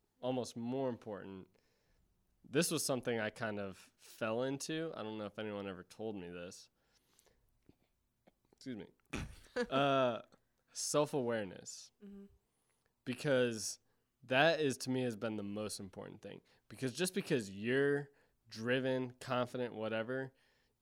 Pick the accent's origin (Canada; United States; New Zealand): United States; Ohio; I'm from Ohio